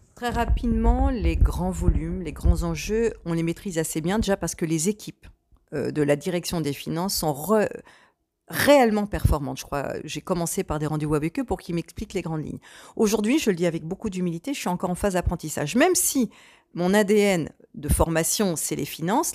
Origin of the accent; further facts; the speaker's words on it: Port-Jérôme-sur-Seine area, Normandy, France; also born or lived in Bolbec; je suis une vraie locale de l'État, en étant née à 4 km d'ici, en ayant immigré à Bolbec à 10 et revenir à Port-Jérôme-sur-Seine aujourd'hui, où je vis toujours